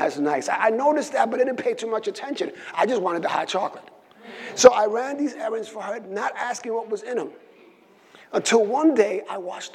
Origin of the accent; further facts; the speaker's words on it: New York City, New York, United States; also born or lived in Puerto Rico; So I grew up in the South Side. Right? Between the late 90s and the mid 70s, the South Side is what we call Williamsburg